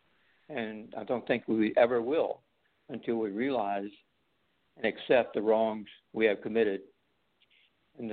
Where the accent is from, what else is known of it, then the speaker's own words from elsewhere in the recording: the South, United States; also born or lived in California; now in North Carolina, United States; I was raised in the South.